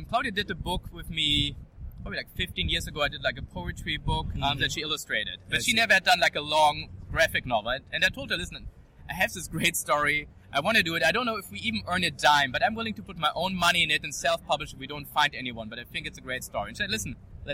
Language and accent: English; Germany; accent: German; English is a second language; I'm Jewish, Colombian, growing up in Germany